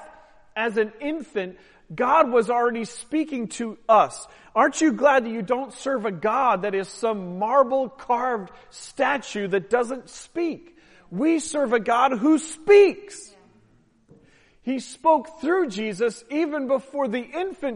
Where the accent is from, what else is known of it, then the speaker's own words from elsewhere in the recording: Portland, Oregon, United States; now in Baltimore, United States; my hometown soccer team, the Timbers